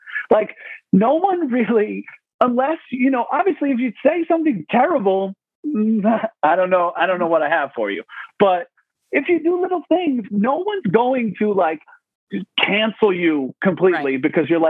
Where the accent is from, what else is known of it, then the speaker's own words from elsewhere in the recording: New York, United States; So like a bunch of my friends that I grew up with on Long Island, we had a bunch of conversations